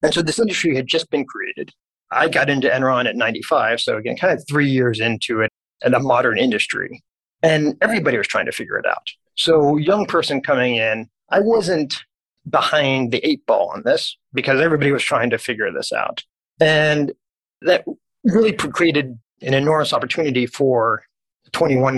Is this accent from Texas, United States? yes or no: yes; Dallas, Texas, United States; I was born and raised in Dallas